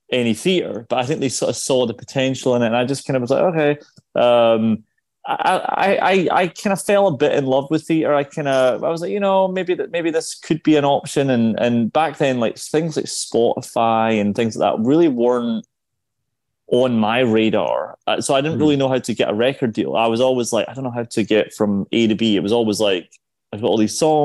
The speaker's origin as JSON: {"language": "English", "region": "Scotland", "country": "United Kingdom", "tie": "born or raised there", "also_born_or_lived": "London", "accent": "Scottish", "moved": "as an adult", "lives_now": "New York, United States", "said": "I was born in Scotland. I moved to London pretty early with my parents, who were both in the theatre in London"}